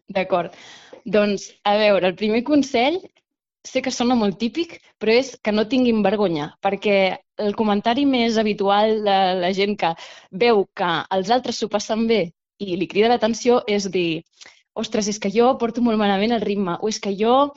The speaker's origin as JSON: {"language": "Catalan", "town": "Badalona", "region": "Catalonia", "country": "Spain", "said": "jo sóc badalonina"}